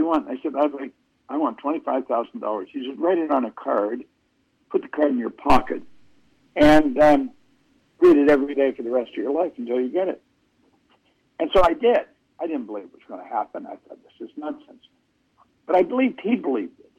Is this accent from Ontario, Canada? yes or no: yes; Toronto, Ontario, Canada; also born or lived in Owen Sound, Ontario; My mother moved us to Toronto during the Second World War. I was just a little guy. And we grew up in Toronto